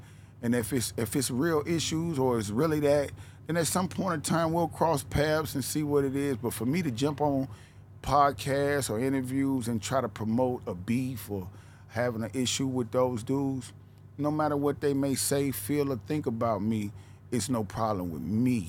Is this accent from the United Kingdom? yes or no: no; the South, United States; Where I can't, even though I come from the South, I can't just put myself as a Southern artist because I'm almost like a mixture of the East, West, and the South.